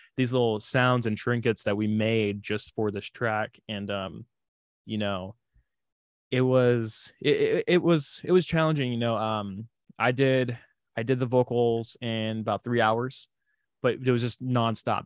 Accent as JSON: {"language": "English", "town": "Houston", "region": "Texas", "country": "United States", "accent": "southern drawl", "said": "I am from Houston"}